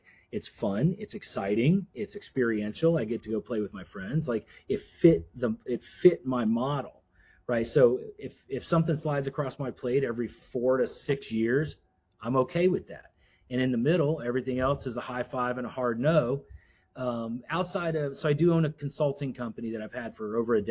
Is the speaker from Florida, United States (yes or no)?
yes; Florida, United States; moved away; I was from Florida